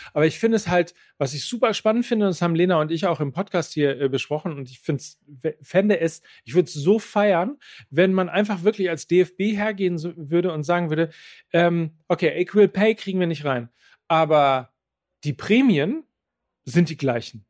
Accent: Germany; bei uns in Deutschland

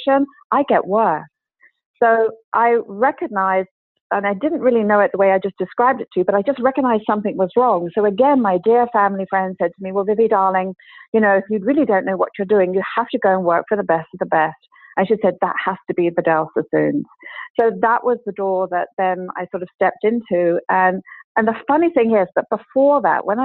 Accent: London, United Kingdom; I grew up in London, and I started my hairdressing career at the London College of Fashion

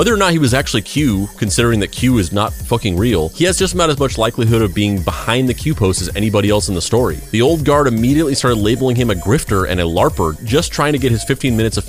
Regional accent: Cave Creek, Arizona, United States; I'm from Cave Creek and we're great.

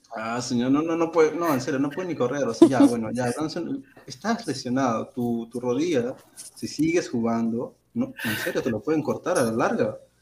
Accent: Peru

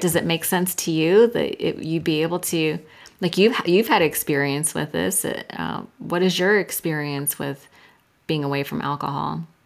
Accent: Silicon Valley, California, United States; I'm from Silicon Valley and I was in high tech sales

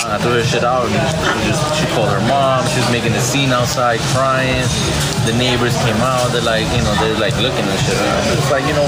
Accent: New York City, New York, United States; I grew up in the Bronx, in New York.

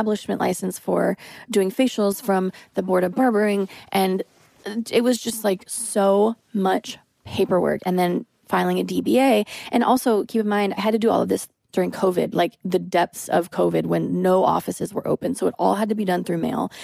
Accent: United States; as a female and as an American

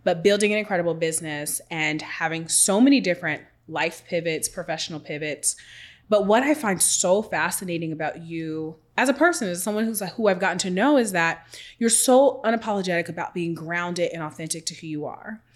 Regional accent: Seattle, Washington, United States; I'm from Washington State, come from Seattle

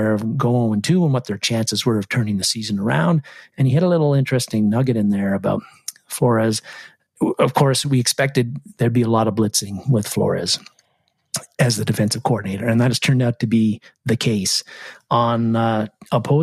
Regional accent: Canada; I played a lot of hockey when I was a kid because I'm Canadian

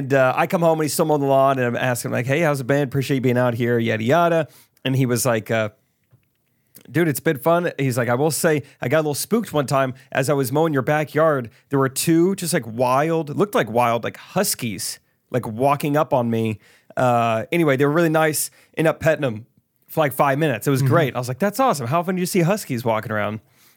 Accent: Iowa, United States; I'm from Iowa. I don't know.

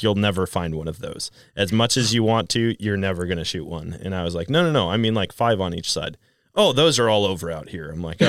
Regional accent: Wisconsin, United States; That was the same for me growing up in Wisconsin and then going out west.

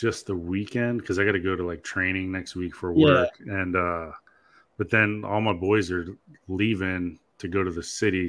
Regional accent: Jacksonville, Florida, United States; moved away; I'm from Jacksonville, which is only an hour and a half south of there

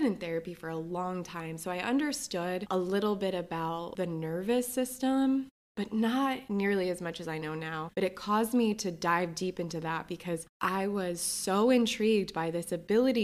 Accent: New Jersey, United States; now in New York, United States; I grew up in New Jersey.

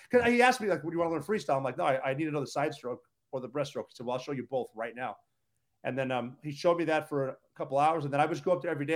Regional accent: Butte, Montana, United States; moved away as an adult; growing up in Butte, Montana.

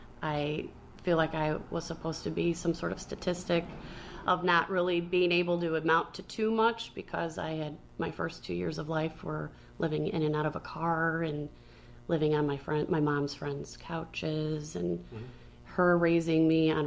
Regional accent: Chicago, Illinois, United States; now in Aurora, United States; Like, we are transplanted from Chicago. We have Chicago roots and all that. But, like, I have really taken Aurora as, like, this is where we are.

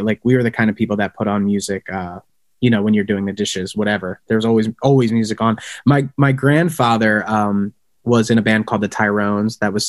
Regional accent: Conshohocken, Pennsylvania, United States; We are we're from the suburbs of Philadelphia. Morgan's from Narstown. I'm from Conshohocken. We claim Conshohocken as like our home base, even though we can't afford to live there anymore.

